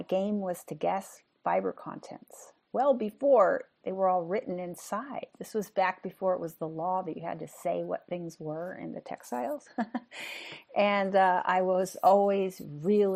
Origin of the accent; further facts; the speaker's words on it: San Francisco Bay Area, California, United States; also born or lived in Bakersfield / San Diego; I grew up in the San Francisco Bay Area